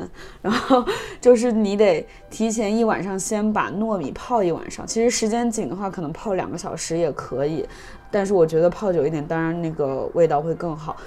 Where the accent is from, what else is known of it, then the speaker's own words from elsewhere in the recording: Wuhan, Hubei, China; moved away; 我是武汉人嘛，然后我从小吃了很多湖北菜